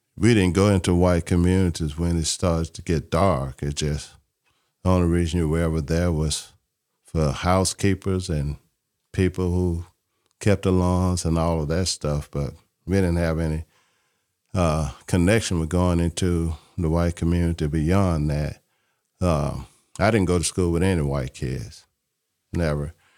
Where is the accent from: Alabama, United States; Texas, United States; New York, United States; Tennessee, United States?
Alabama, United States; Mobile; I grew up in Mobile, Alabama.